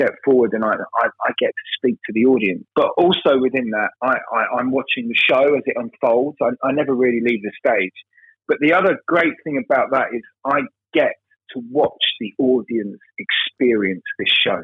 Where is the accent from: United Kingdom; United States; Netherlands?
United Kingdom; London; I'm as you can hear, I'm from London. But I'm from a working class part of London